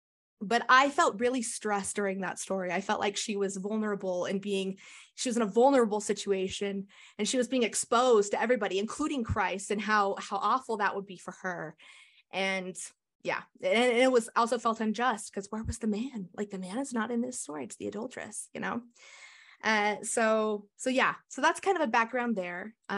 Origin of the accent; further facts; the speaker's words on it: Cottonwood Heights, Utah, United States; I grew up in Cottonwood Heights, Utah. And that's where I live now. We're in Cottonwood Heights.